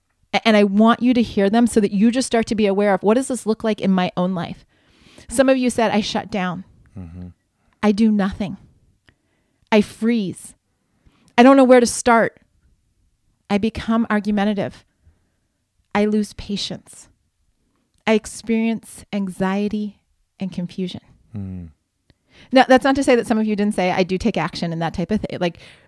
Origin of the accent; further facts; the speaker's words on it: Ohio, United States; I grew up in Ohio. I still remember the farm report in the middle of the 12 o'clock news.